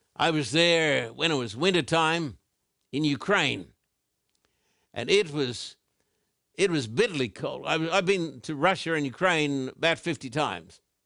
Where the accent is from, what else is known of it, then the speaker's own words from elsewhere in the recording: Brisbane, Queensland, Australia; as a little boy growing up in Brisbane, Queensland, Australia